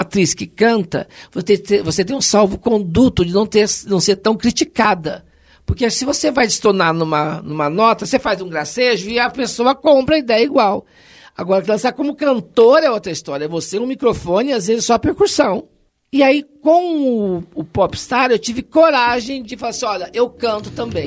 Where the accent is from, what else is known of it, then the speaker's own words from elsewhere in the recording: Poços de Caldas, Minas Gerais, Brazil; moved away as an adult; also born or lived in Machado / Serrania; nasci em Machado, sul de Minas, fui criada em Serrania até os oito anos, fui para Poço de Caldas e lá fiquei até os 20